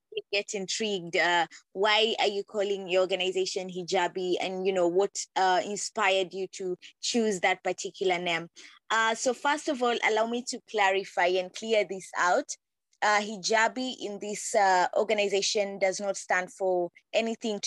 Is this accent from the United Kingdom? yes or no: no; Kwale County, Kenya; I'm from Kwale County